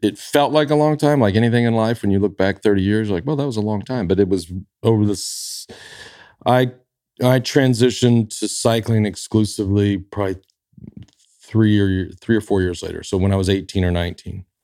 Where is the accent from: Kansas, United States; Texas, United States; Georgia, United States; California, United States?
Texas, United States; Dallas; growing up in Dallas